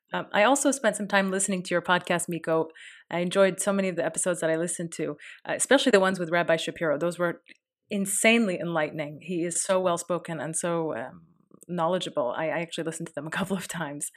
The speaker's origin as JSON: {"language": "English", "country": "United States", "said": "I'm an American"}